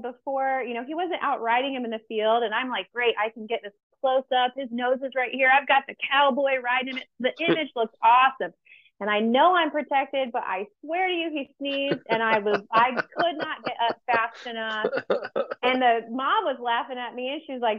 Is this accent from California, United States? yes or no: no; Missouri, United States; moved away as an adult; also born or lived in Illinois; I'm from Missouri.